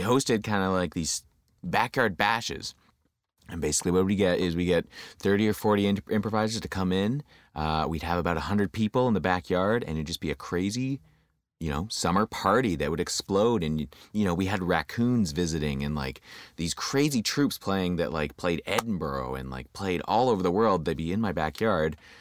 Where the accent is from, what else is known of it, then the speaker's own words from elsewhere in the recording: London, Ontario, Canada; moved away as an adult; also born or lived in Windsor, Ontario; now in Toronto, Canada; I grew up in, uh, London, Ontario